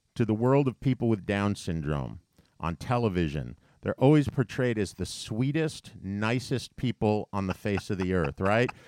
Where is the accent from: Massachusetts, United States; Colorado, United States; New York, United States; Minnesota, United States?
New York, United States; as a New Yorker